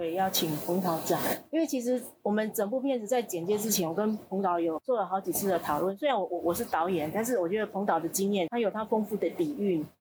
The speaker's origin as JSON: {"language": "Chinese", "town": "Minxiong", "region": "Chiayi County", "country": "Taiwan", "tie": "born or raised there", "also_born_or_lived": "northern Taiwan", "moved": "as an adult", "said": "我进来对我的家乡，我觉得很陌生，非常的陌生。就是我从小就是农民的一双手把我抚养长大"}